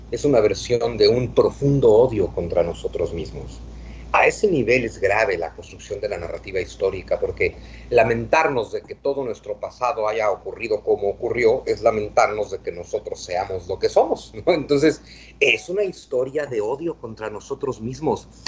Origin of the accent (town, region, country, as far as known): Mexico